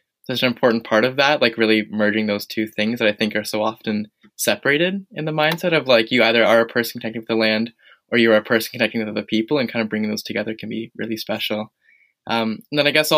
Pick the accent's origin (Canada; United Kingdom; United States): Canada; Eastern Canada; now in Victoria, Canada; we definitely have a very similar social location history growing up in Eastern Canada